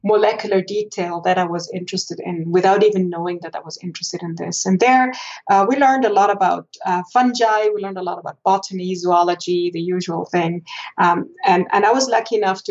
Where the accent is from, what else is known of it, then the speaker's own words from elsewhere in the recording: Vorarlberg, Austria; moved away as an adult; also born or lived in Innsbruck, Austria / Basel, Switzerland / Zurich, Switzerland; now in Boulder, United States; I grew up in Vorarlberg